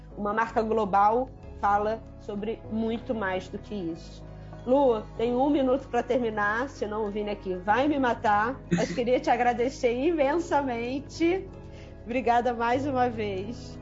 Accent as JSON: {"language": "Portuguese", "country": "Brazil", "said": "como brasileiros"}